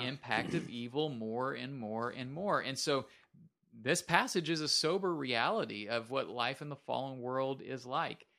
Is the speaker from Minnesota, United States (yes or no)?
yes; Minnesota, United States; moved away; I am from Minnesota originally.